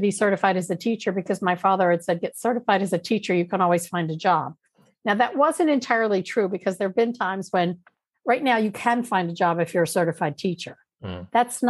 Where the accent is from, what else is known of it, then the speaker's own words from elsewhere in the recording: Louisiana, United States; also born or lived in Washington, D.C. area; And I actually had met her because we're from Louisiana, and then we moved up to outside DC area.